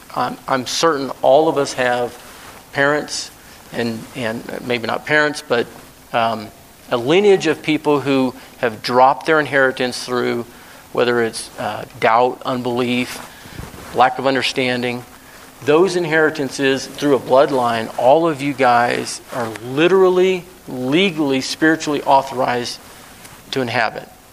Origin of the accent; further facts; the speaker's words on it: Alaska, United States; moved away; I was raised in Alaska for 30 years.